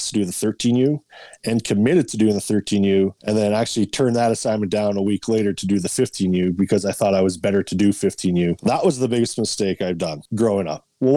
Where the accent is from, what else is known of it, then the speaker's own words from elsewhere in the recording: Winnipeg, Manitoba, Canada; I grew up in Winnipeg